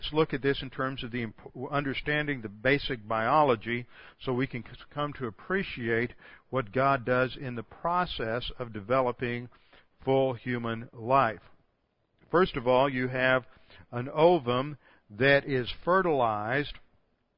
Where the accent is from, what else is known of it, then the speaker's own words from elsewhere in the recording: Houston, Texas, United States; I'm from Houston, A.J. Foyt was one of our great race car drivers